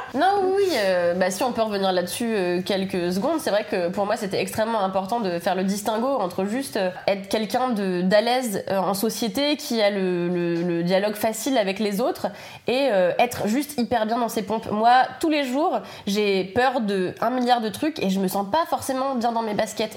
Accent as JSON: {"language": "French", "town": "Levallois-Perret", "region": "Île-de-France", "country": "France", "tie": "born or raised there", "also_born_or_lived": "Paris", "said": "je suis née à Paris, mais j'ai grandi à Levallois-Perret"}